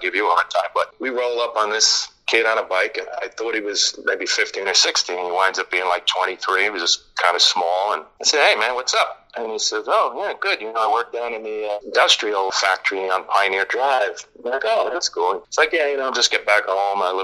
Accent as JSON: {"language": "English", "town": "Yonkers", "region": "New York", "country": "United States", "tie": "born or raised there", "said": "I grew up in Yonkers, New York"}